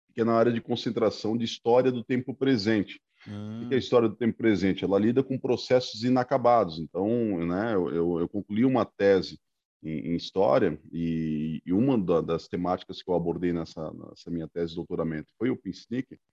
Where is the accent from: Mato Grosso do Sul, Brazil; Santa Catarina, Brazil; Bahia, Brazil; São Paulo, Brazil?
Santa Catarina, Brazil; Itajaí; also born or lived in Pará; now in Brusque, Brazil; eu tenho muitas lembranças da cidade onde eu nasci, lá no, no Pará, porque foi justamente de quatro para cinco anos que eu migrei para Itajaí